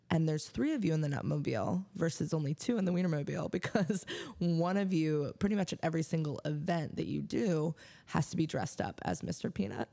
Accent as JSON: {"language": "English", "region": "Missouri", "country": "United States", "tie": "born or raised there", "moved": "as an adult", "lives_now": "Denver, United States", "said": "I grew up in Missouri, you know, didn't get out hardly at all"}